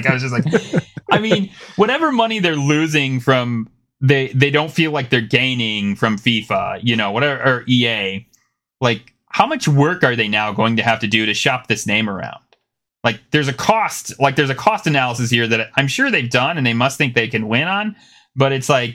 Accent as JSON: {"language": "English", "country": "United States", "said": "I'm an American"}